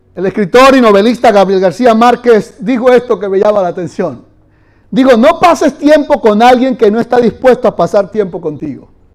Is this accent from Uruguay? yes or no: no; Venezuela; moved away; Yo allá en Venezuela corrí un poquito más que aquí. Allá se puede correr mucho.